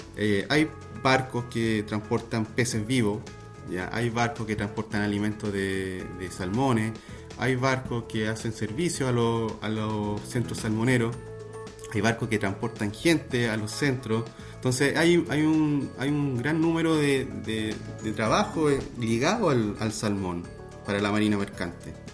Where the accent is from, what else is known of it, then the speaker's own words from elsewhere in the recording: Valdivia, Los Ríos, Chile; also born or lived in Viña del Mar; Yo soy de Valdivia